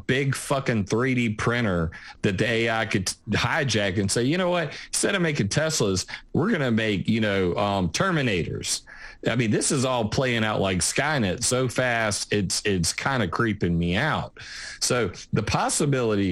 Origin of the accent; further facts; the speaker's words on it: South Carolina, United States; I am from South Carolina